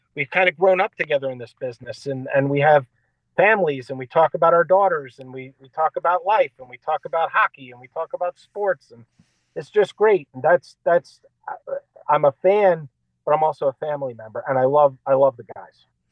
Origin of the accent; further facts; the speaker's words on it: Philadelphia, Pennsylvania, United States; I grew up in Philadelphia